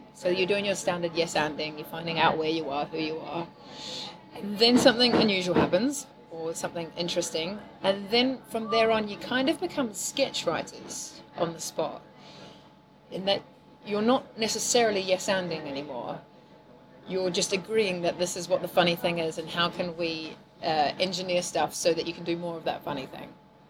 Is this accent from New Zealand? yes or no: yes; New Zealand; accent: weird; I'm from New Zealand, obviously, originally, and my accent's very weird.